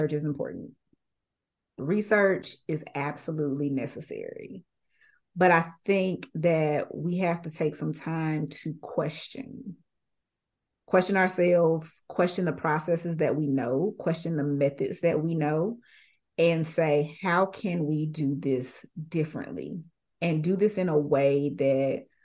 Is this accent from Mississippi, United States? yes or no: yes; Jackson, Mississippi, United States; I'm from Jackson